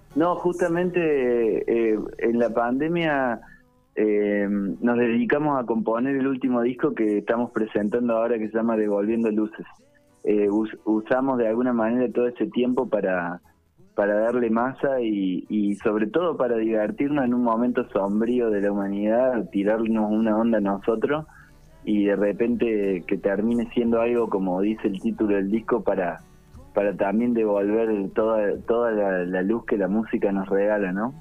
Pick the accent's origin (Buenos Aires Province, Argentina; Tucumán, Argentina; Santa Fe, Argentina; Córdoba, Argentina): Córdoba, Argentina; accent: cordobesa tonada; also born or lived in González Chávez, Buenos Aires; nos vinimos a vivir a Córdoba capital porque mi papá tenía un trabajo aquí